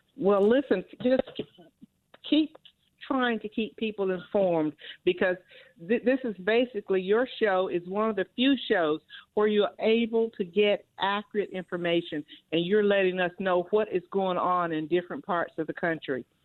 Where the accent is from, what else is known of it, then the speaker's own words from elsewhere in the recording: the South, United States; I'm from the South